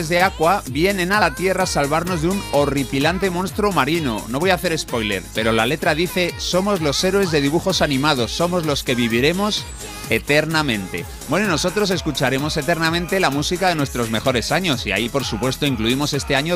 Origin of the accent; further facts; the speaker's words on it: Honduras; Buenos días, soy de Honduras